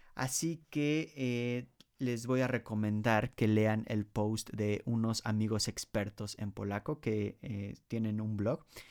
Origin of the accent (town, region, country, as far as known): Mexico; moved away as an adult; now in Poland